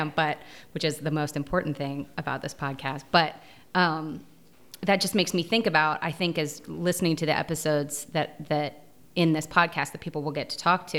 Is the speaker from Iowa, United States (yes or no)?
no; Tennessee, United States; moved away; also born or lived in Georgia; I'm originally from Tennessee